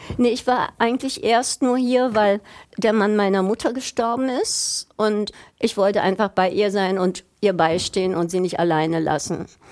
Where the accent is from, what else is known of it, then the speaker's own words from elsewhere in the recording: Berlin, Germany; moved away as an adult; also born or lived in United States; in meiner Heimatstadt